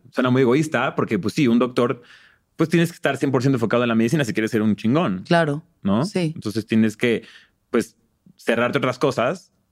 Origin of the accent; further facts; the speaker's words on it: Mexico; pues soy mexicano, ¿no? No soy gringo en ese entonces.